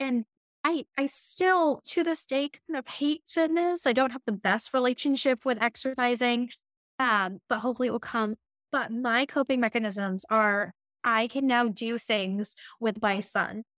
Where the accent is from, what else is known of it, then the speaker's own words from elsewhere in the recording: New Hampshire, United States; I'm from New, New Hampshire